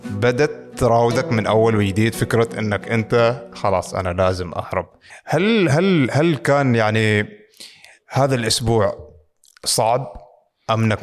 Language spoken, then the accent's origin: Arabic; Iraq; فهو قال انت من وين؟ قلت له اني من العراق